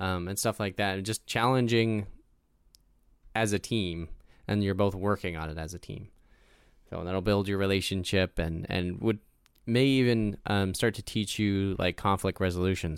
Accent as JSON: {"language": "English", "country": "United States", "tie": "born or raised there", "said": "growing up in America"}